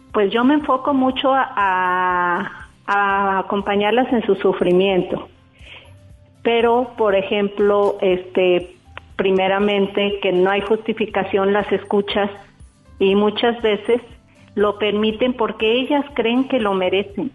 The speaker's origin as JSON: {"language": "Spanish", "town": "Guadalajara", "region": "Jalisco", "country": "Mexico", "said": "soy de Guadalajara."}